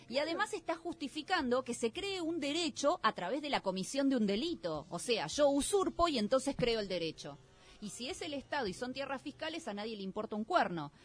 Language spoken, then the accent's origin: Spanish; Argentina; a nosotros como argentinos